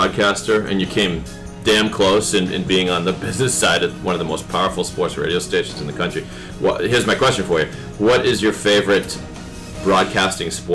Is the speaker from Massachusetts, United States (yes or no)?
yes; Boston, Massachusetts, United States; accent: Boston; Mine comes out now and again, but we love Boston accent